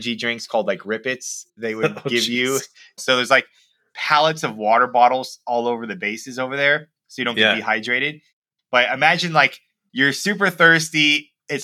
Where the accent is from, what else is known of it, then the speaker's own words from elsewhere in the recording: Miami, Florida, United States; moved away as an adult; also born or lived in Savannah, Georgia / Minnesota; I'm from Miami, Florida.